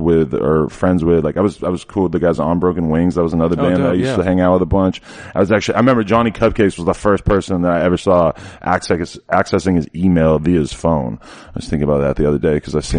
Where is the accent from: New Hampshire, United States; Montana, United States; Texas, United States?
New Hampshire, United States; Nashua; I grew up in Nashua, which is like 5 minutes away from the Massachusetts border